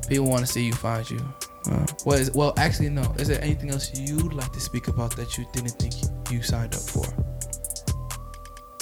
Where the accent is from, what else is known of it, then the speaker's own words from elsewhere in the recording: New York, United States; I'm from New York